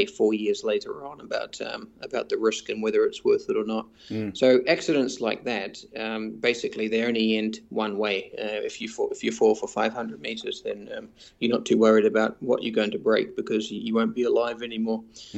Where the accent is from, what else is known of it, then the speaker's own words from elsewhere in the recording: New Zealand; moved away as an adult; now in Singapore; I'm originally from New Zealand